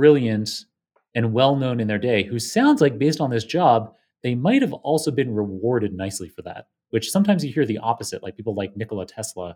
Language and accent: English; Canada; now in United States; My home country, Canada